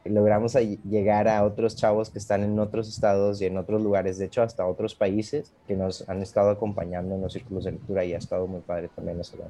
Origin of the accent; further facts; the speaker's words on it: Monterrey, Nuevo León, Mexico; moved away as an adult; now in Playa del Carmen, Mexico; ahorita vivo en Playa del Carmen, pero regreso muchas veces a, mi tierra natal, que es allá la Sultana